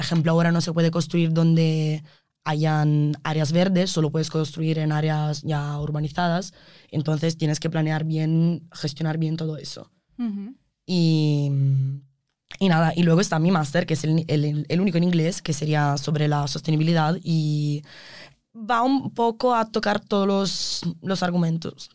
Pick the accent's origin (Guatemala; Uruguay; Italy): Italy; Spanish is a second language; moved away as an adult; now in Spain; Aunque sé que sigo siendo la italiana